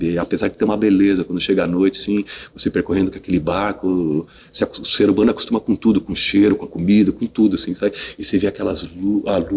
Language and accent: Portuguese; Curitiba, Paraná, Brazil; now in São Paulo, Brazil; eu fui um dos primeiros atores que vinha de São que vinha de Curitiba eh, para São Paulo para fazer teste de vídeo.